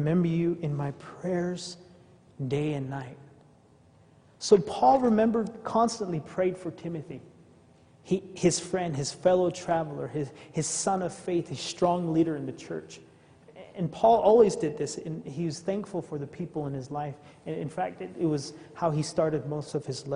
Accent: Navajo Nation, United States; also born or lived in Arizona; I come from the Native American culture, the Navajo tribe

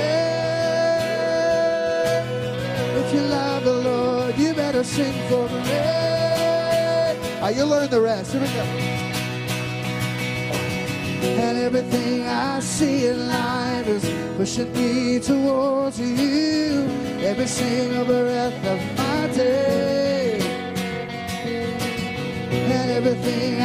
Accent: Baton Rouge, Louisiana, United States; Dana and I grew up in South Louisiana, in Baton Rouge

